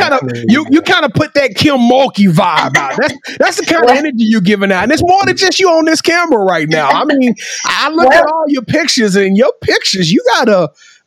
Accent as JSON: {"language": "English", "town": "Shreveport", "region": "Louisiana", "country": "United States", "said": "I'm from Shreveport."}